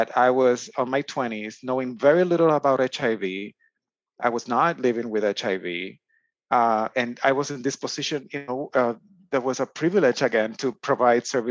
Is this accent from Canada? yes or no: no; Aguas Buenas, Puerto Rico; moved away as an adult; now in United States; my hometown of Aguas Buenas, Puerto Rico, a relatively small rural town in the center of the island